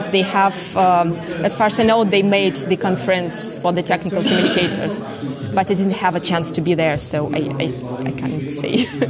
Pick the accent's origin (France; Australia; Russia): Russia; English is a second language; in Russia, I'm from Russia